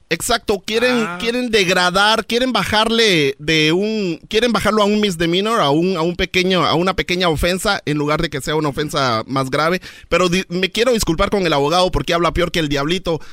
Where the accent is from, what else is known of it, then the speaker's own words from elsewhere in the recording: Guatemala; yo soy de Guatemala